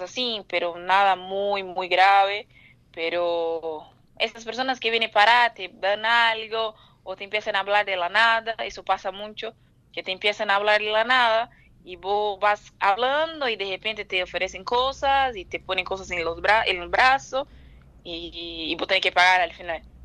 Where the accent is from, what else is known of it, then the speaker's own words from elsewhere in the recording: São Paulo, Brazil; Yo soy de Brasil, yo soy de São Paulo